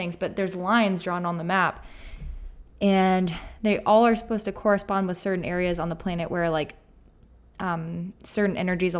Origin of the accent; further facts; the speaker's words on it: Auburn, Alabama, United States; born there; also born or lived in Atlanta; I was born in Auburn, Alabama.